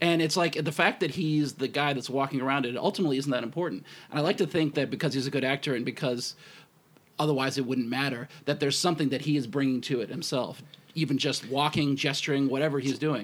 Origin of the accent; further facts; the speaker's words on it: United States; I'm American too